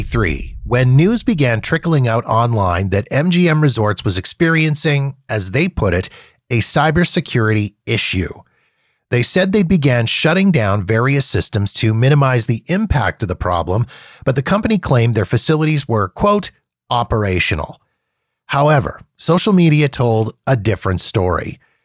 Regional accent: Winnipeg, Manitoba, Canada; he shared the story of his first visit to my hometown of Winnipeg and the uniquely Winnipeg experience he got to be a part of.

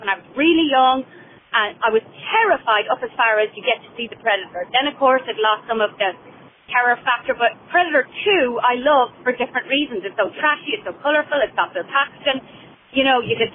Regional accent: Ireland; moved away as an adult; now in United States; I'm originally from Ireland. I've lived in the States for 10 years

